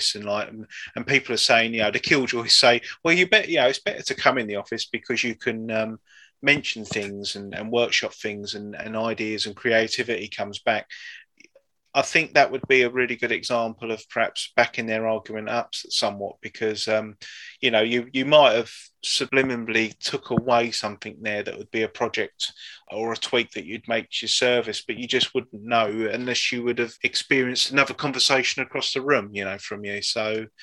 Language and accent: English; United Kingdom; in our DNA as being British